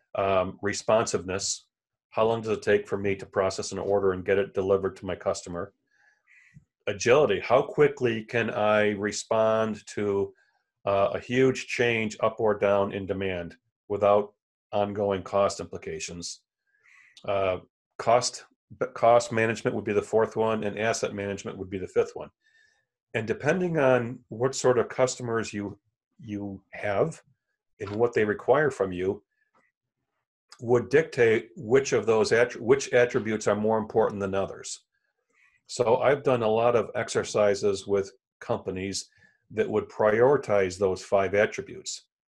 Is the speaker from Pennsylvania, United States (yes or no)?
no; Elmira, New York, United States; moved away as an adult; also born or lived in Chicago area / Tennessee; now in Buffalo, United States; I'm from Elmira, which is central New York